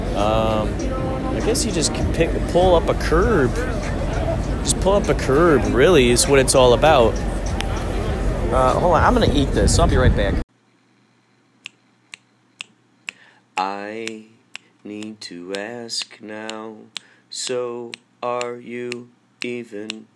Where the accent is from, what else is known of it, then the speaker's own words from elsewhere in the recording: Carol Stream, Illinois, United States; Growing up in Carroll Stream